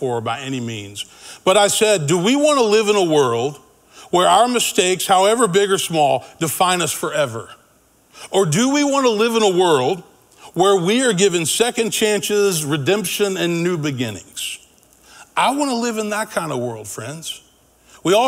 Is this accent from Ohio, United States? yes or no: no; Memphis, Tennessee, United States; I grew up in Memphis.